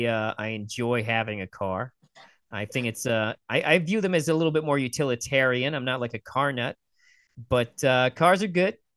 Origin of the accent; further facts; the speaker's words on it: United States; also born or lived in Ohio; I'm from the United States.